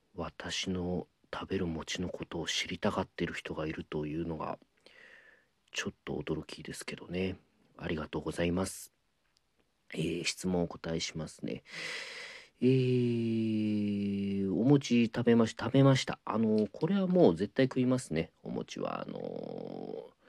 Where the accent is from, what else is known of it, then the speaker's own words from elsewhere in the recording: Shikoku, Ehime, Japan; now in Tokyo, Japan; 出身が四国の愛媛なのであれなんですけどなんで上京して弟子入りさせていただいて